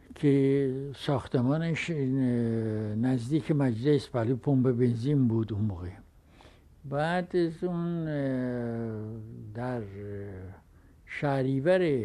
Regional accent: Iran; من ایرانی هستم و افتخار میکنم ایرانی هستم

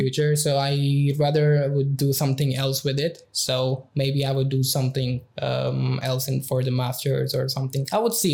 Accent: Pakistan; moved away as an adult; now in Budapest, Hungary; I'm from Pakistan

